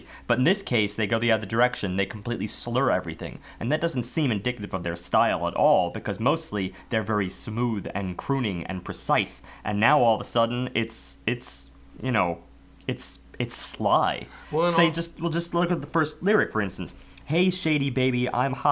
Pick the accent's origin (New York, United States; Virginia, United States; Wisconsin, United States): New York, United States; as an American